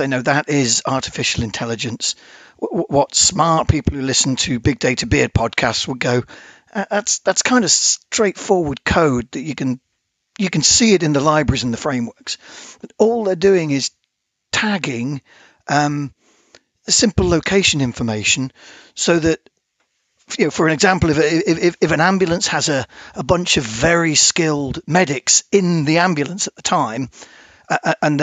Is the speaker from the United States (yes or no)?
no; United Kingdom; we were obviously being British